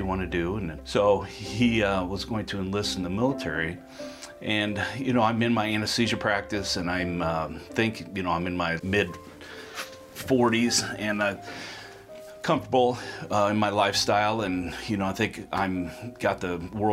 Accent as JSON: {"language": "English", "town": "Council Bluffs", "region": "Iowa", "country": "United States", "tie": "born or raised there"}